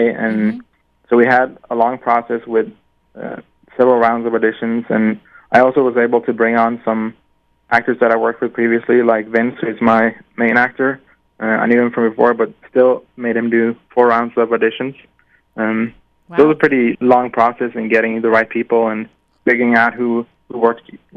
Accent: Norway; I'm from Norway, land of the Vikings. So Norse mythology and Viking history has been such a big part of me growing up

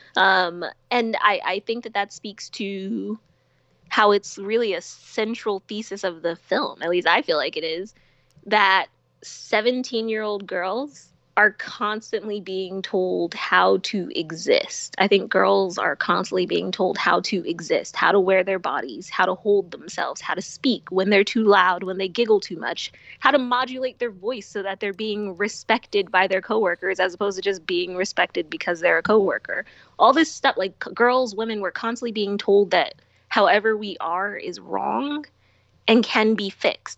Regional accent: Philadelphia, Pennsylvania, United States; when I was a kid and I lived in Philly, I lived in I grew up in West Philly

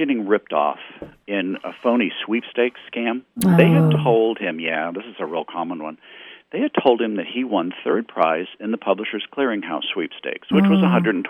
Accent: Texas, United States; now in Missouri, United States; my hometown in Texas.

